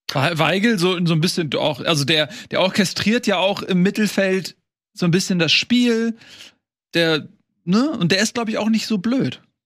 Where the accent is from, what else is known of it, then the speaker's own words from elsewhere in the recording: Bremen, Germany; ich als Bremer